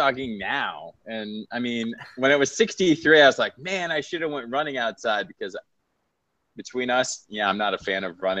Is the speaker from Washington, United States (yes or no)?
no; Florida, United States; moved away; I grew up in Florida